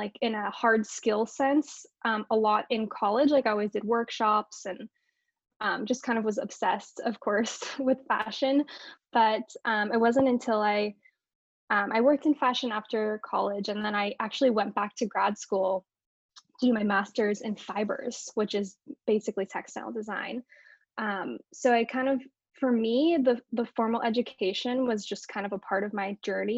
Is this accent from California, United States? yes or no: yes; Northern California, United States; where I grew up in Northern California